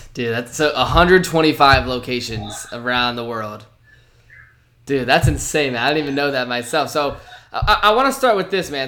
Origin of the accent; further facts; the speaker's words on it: Virginia, United States; I grew up in Virginia